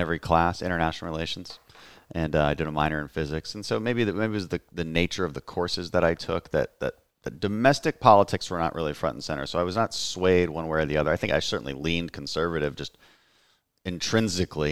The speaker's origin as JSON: {"language": "English", "region": "Texas 2nd congressional district", "country": "United States", "tie": "born or raised there", "said": "my hometown congressman, Ted Poe, announced retirement here in the second district where we are right now"}